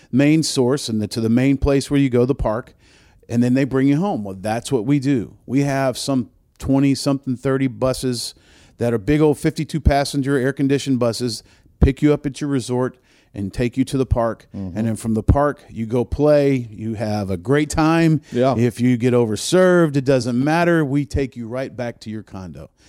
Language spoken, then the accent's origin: English; New Orleans, Louisiana, United States; I'm old. A lot of gray hair that's earned. right. Um, truthfully, I mean, I was born in New Orleans. I'm a, I'm a, I'm a Southern man, but uh, I was raised in a concert business